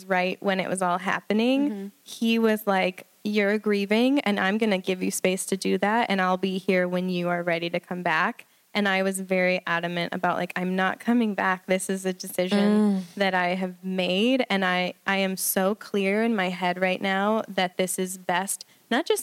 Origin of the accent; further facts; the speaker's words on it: Kansas City, Missouri, United States; moved away as an adult; also born or lived in Nashville, Tennessee / St. Louis, Missouri; I'm from Kansas City, Missouri